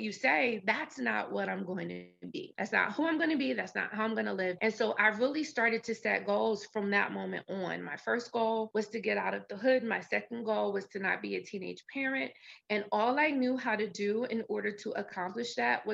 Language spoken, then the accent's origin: English; New Jersey, United States; That's where I grew up in New Jersey.